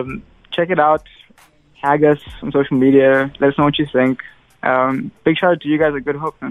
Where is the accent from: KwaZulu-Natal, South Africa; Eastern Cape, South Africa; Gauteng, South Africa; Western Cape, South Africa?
KwaZulu-Natal, South Africa; Durban; now in Johannesburg, South Africa; So we're both from Durban, but living in Johannesburg now.